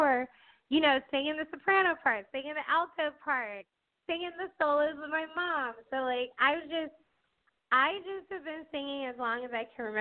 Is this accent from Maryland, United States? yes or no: yes; Bowie, Maryland, United States; also born or lived in Washington, D.C.; I'm from D.C., and, well, I grew up in Bowie, Maryland, but, you know, we all say we're from the DMV